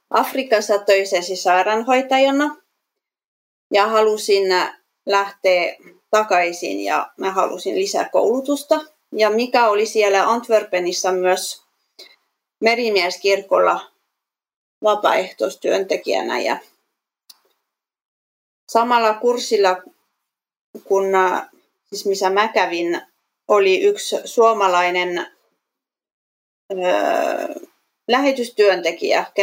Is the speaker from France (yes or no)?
yes; France; ja itse mä olen Ranskasta kotoisin